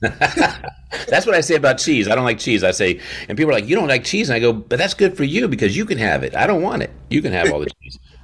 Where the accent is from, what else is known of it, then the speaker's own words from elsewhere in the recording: Warwick, Rhode Island, United States; my home state, where I was born, Warwick, Warwick, Rhode Island